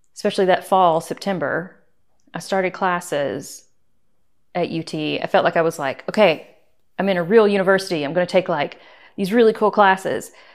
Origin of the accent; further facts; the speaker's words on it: Sweetwater, Tennessee, United States; now in Eagle River, United States; I grew up in Tennessee, in Sweetwater, Tennessee, which is the eastern